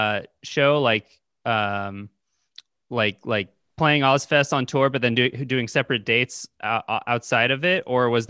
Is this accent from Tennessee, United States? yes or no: no; Bay Area, California, United States; I'm from the Bay Area, California